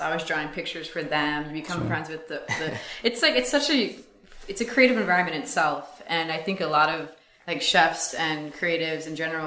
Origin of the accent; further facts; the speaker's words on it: Freehold, New Jersey, United States; moved away as an adult; also born or lived in Brooklyn, New York; I grew up in Jersey